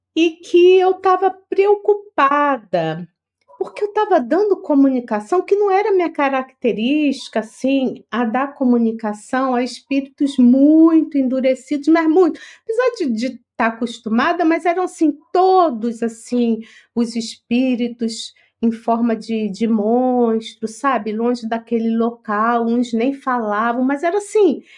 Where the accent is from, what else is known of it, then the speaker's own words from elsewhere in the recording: Rio de Janeiro, Brazil; moved away as an adult; now in São Paulo, Brazil; eu não sou paulista, eu sou carioca, eu estou aqui no, em São Paulo, acho que são cinco anos, cinco ou seis